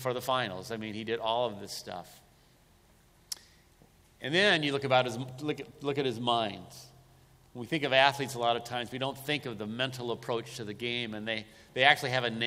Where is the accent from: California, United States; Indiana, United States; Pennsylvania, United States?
California, United States; growing up in California, I was a Lakers fan